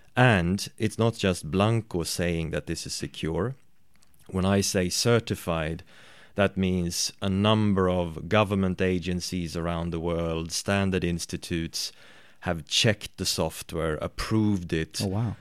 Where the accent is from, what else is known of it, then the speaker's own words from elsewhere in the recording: Sweden; I am from Sweden